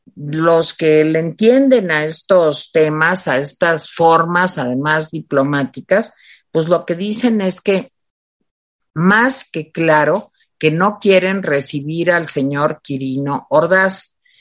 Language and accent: Spanish; Mexico; así somos los mexicanos